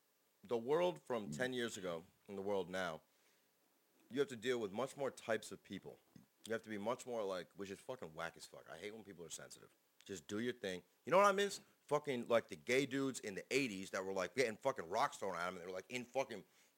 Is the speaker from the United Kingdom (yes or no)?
no; Canada; and I'm Canadian, and I have a long head.